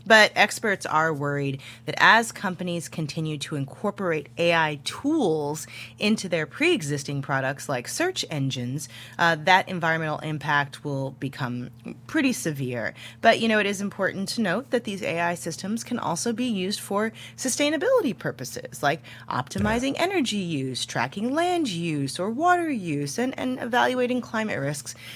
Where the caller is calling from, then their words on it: Fallbrook, California, United States; I'm calling from Fallbrook, California, in San Diego County.